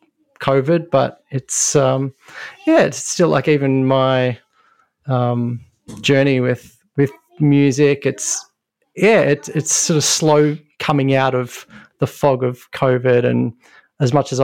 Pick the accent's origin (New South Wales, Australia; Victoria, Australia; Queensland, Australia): Victoria, Australia; Melbourne; I grew up in Melbourne in Australia and this is where I am now